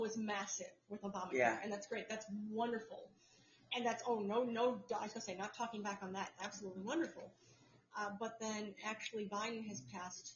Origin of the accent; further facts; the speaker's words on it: New York, United States; New York, New York.